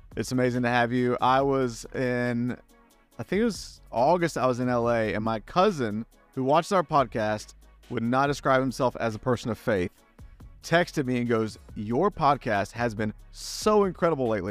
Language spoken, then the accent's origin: English; Greenville, South Carolina, United States; moved away; I'm from Greenville